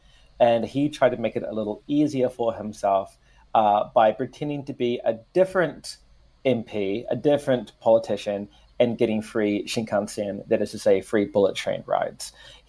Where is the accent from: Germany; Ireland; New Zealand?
New Zealand; moved away as an adult; also born or lived in Vancouver, Canada; now in Tokyo, Japan; And when I went home after 6 years, I was like, mate, it's so good to be home.